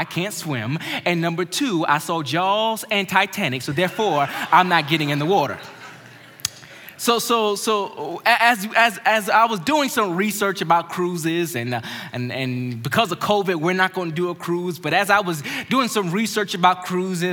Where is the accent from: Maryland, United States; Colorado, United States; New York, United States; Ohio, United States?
Maryland, United States; growing up in Maryland, my family